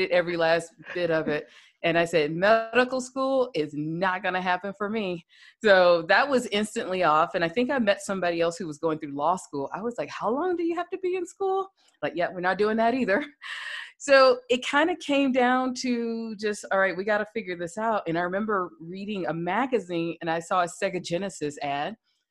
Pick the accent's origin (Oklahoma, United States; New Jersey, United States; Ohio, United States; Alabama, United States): Alabama, United States; Birmingham; I grew up in Birmingham, Alabama.